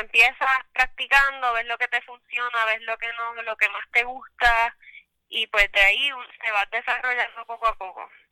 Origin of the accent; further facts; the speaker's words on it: Lares, Puerto Rico; Soy de Lares, Puerto Rico y ahora mismo estoy en San Sebastián.